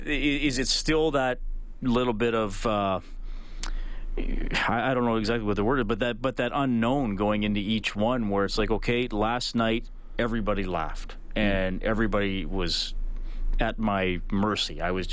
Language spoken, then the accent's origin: English; Canada; Everybody laugh. I'm Canadian.